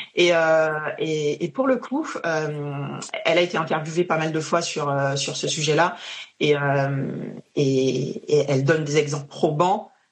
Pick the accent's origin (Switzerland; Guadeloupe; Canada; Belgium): Guadeloupe; now in France; Je suis guadeloupéenne